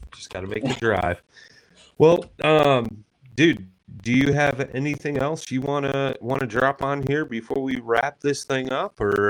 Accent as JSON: {"language": "English", "region": "Illinois", "country": "United States", "tie": "born or raised there", "said": "they're in my hometown here"}